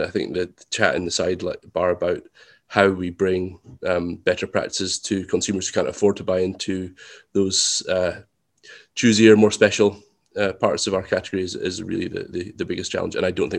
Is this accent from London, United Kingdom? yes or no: no; Scotland, United Kingdom; we're lucky that we're Scottish. In fact, we're Highland Scottish mostly, and that makes us extremely thrifty.